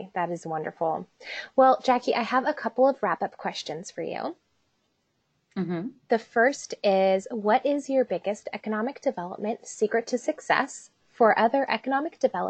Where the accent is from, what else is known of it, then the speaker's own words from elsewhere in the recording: East Bay, California, United States; people ask, where are you from? And, you know, it's like, oh, do you know where San Francisco is? Not there, like 40 minutes east of there